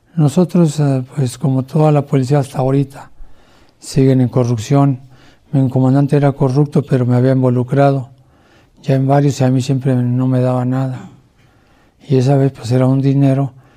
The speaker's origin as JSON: {"language": "Spanish", "region": "Mexico City", "country": "Mexico", "also_born_or_lived": "Nuevo Laredo, Tamaulipas", "moved": "as an adult", "said": "soy de la Ciudad de México"}